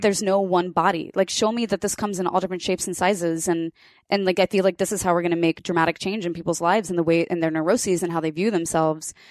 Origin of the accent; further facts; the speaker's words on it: Kansas, United States; I grew up in Kansas